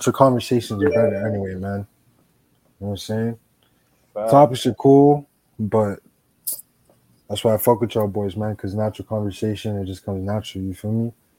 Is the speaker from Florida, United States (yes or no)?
yes; Miami-Dade, Florida, United States; I'm the 786 for a reason. I'm from Dade Holmes.